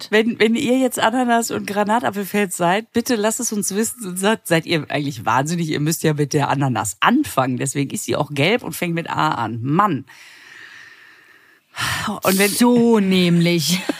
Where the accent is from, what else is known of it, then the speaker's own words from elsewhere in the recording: Düsseldorf, North Rhine-Westphalia, Germany; Ich komme aus Düsseldorf, deswegen passen unsere Verabschiedungen perfekt.